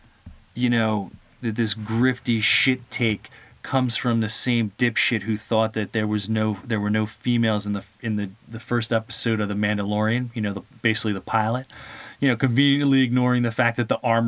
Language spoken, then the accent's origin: English; United States; we're all Americans together